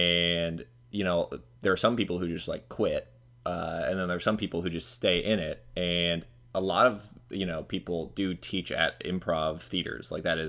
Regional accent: Florida, United States; I think that's probably because I'm from Florida, and that's, like, a very common drink here.

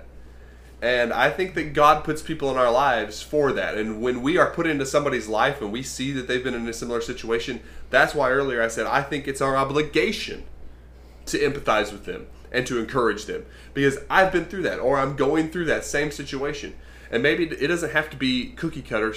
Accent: United States; I was born in America

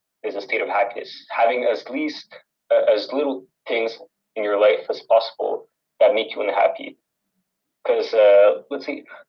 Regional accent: Montreal, Quebec, Canada; I was born and raised in Montreal.

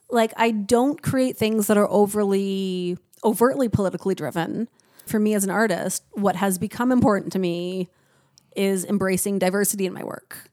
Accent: Niagara, Ontario, Canada; moved away; I grew up in Niagara

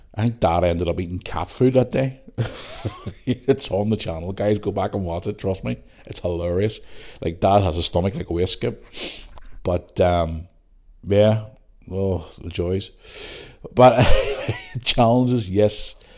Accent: Belfast, Northern Ireland, United Kingdom; moved away; growing up in Belfast

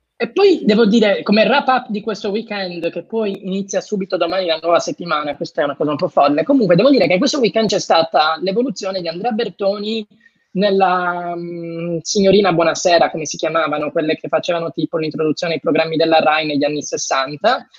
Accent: Cagliari, Sardinia, Italy; sono di Cagliari, io non sono di Decimo

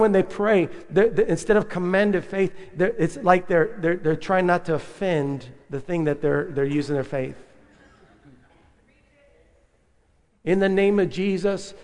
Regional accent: San Benito, Texas, United States; we're growing up in North Reagan Street in San Benito

